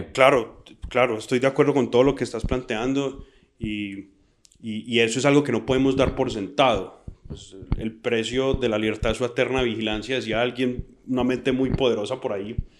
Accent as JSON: {"language": "Spanish", "country": "Colombia", "said": "como colombianos"}